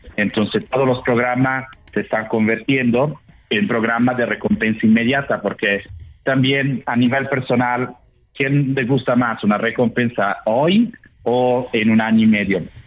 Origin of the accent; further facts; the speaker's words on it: Italy; now in Mexico City, Mexico; soy italiano